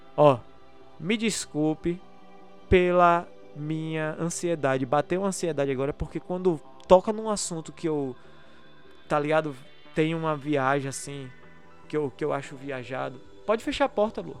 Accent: Brazil; sou brasileiro

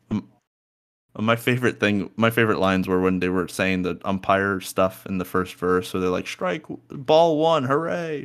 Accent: New York area, United States; moved away; as a New Yorker

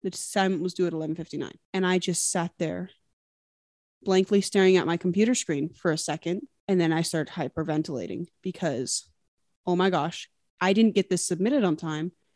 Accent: Utah, United States; now in Washington State, United States; I grew up in Utah, but I'm currently living in Washington State

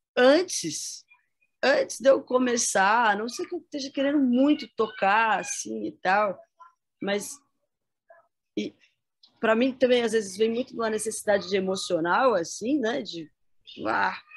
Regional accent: São José dos Campos, São Paulo, Brazil; Eu nasci em São Paulo, mas eu vim para cá, para São José dos Campos, com um ano de idade, né? E aqui fiquei até os 19, 20.

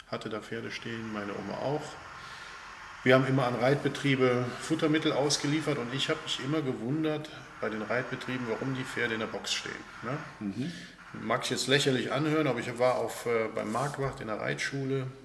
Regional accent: Bergheim, North Rhine-Westphalia, Germany; Der Ursprung ist Bergheim Fliehsteden. Da bin ich aufgewachsen auf einem kleinen Bauernhof mitten im Dorf.

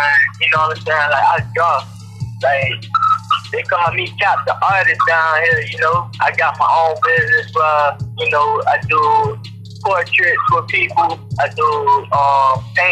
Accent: Miami, Florida, United States; I'm from Miami.

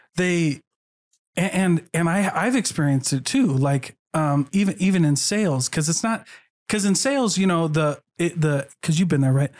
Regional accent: Iowa, United States; moved away; I grew up in Iowa, where I was the only L D S

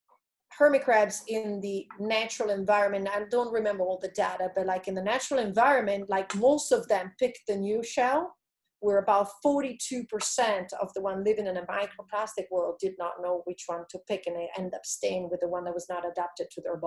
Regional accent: DR Congo; I grew up in the Congo. Remember, my mom had a metal box with two glass syringes and metal needles.

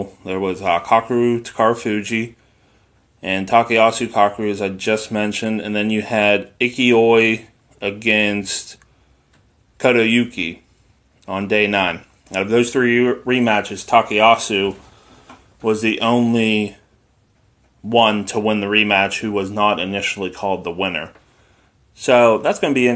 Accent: United States

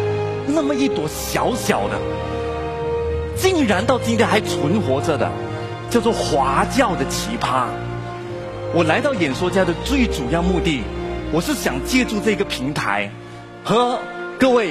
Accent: Malaysia; 我是马来西亚人，我热爱我的国家马来西亚，那是我的国籍认同。但是同时间我是华人，我热爱中华文化，那是我的文化身份认同。

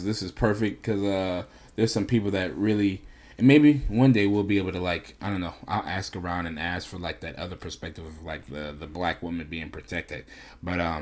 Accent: New York, United States; I'm from New York.

